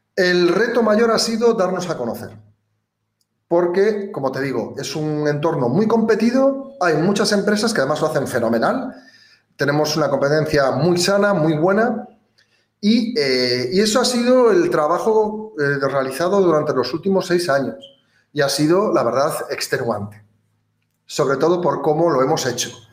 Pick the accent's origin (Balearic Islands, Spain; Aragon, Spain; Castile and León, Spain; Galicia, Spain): Galicia, Spain; province of Ourense; now in Gran Canaria, Spain; gallego de nacimiento, de la provincia de Ourense